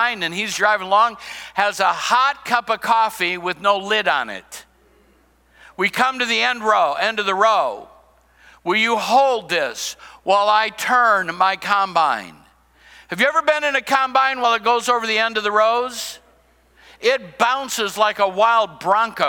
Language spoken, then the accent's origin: English; Cedar Rapids, Iowa, United States; I grew up in Iowa, I grew up in Cedar Rapids